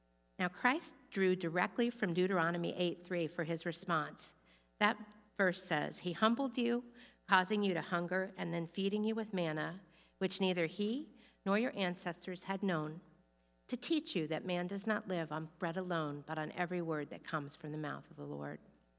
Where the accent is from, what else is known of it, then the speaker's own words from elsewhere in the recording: Florida, United States; I thought that I only got in because I was from Florida and a woman, and maybe because some relatives had gone there.